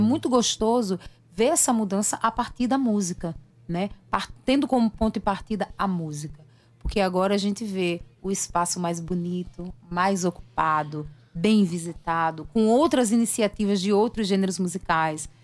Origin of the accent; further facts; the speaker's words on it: João Pessoa, Paraíba, Brazil; moved away as an adult; now in Rio de Janeiro, Brazil; O período mais longo que eu fiquei longe de João Pessoa.